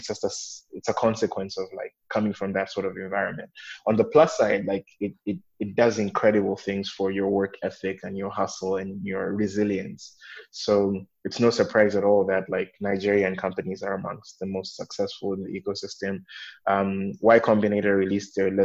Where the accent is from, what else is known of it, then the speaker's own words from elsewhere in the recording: Malawi; also born or lived in East Africa / West Africa; I'm from Malawi, but I've spent quite a bit of time in East and West Africa.